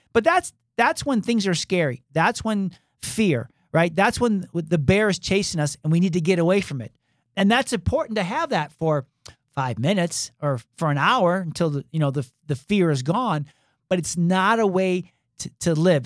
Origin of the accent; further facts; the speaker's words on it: Michigan, United States; moved away as an adult; also born or lived in Atlanta, Georgia; you and I we grew up in Michigan